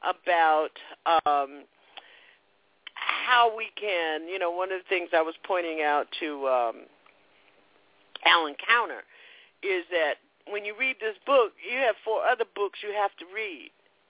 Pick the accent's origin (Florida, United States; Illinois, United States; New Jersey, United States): Florida, United States; moved away; boycotting my home state, so I won't be seeing you down there in Miami